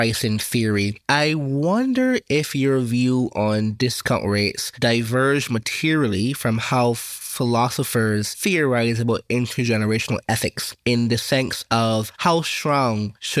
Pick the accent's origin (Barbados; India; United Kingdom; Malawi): Barbados; moved away; also born or lived in Panama; I'm from Barbados.